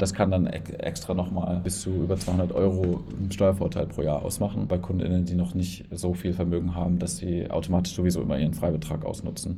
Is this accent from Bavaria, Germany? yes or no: yes; Erlangen, Bavaria, Germany; also born or lived in Munich / Berlin; Ich komme aus Erlangen und bin Gründer von Forget Finance